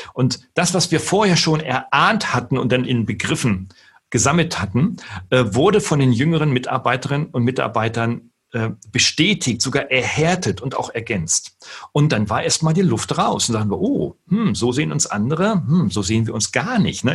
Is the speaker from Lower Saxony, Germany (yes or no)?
yes; Wolfsburg, Lower Saxony, Germany; Nun bin ich gebürtiger Norddeutscher. Ich komme aus Niedersachsen in Wolfsburg geboren